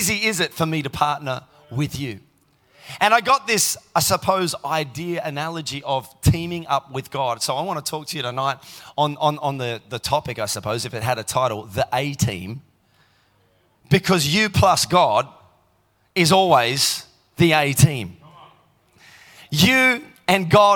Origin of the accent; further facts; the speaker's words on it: Tasmania, Australia; now in Melbourne, Australia; I grew up in Tassie